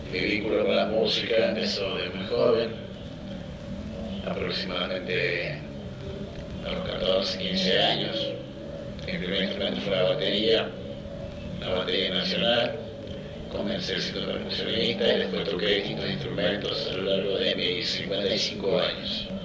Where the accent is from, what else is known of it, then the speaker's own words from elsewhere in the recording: Buenos Aires Province, Argentina; moved away as an adult; also born or lived in La Pampa, Argentina; now in Córdoba, Argentina; soy nativo de en provincia de Buenos Aires. He estado viviendo en mi localidad, por supuesto. También pasé 15 años en La Pampa. Y actualmente estoy viviendo en Córdoba